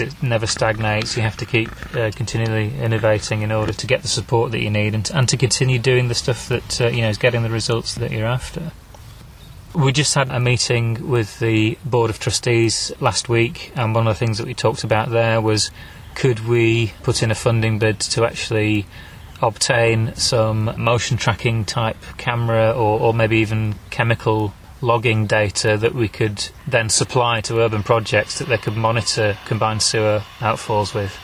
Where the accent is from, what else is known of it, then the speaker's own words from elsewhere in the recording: Wigan, North West England, United Kingdom; going back to where I was born in Wigan